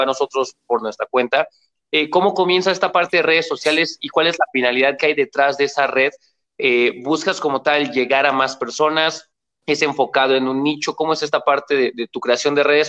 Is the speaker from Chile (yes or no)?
no; Mexico; aquí en mi país, en México